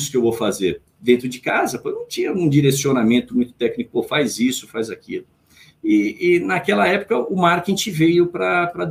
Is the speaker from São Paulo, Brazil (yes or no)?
yes; Jundiaí, São Paulo, Brazil; born there; eu nasci em Jundiaí, tenho dois irmãos nascidos em Rolândia, tenho um irmão nascido em Mojimirim